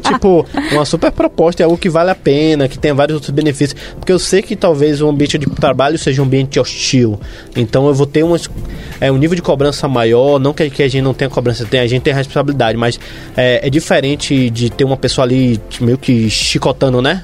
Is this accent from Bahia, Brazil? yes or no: yes; Salvador, Bahia, Brazil; moved away as an adult; now in São Paulo, Brazil; O pessoal de Salvador, não tô falando porque é minha terra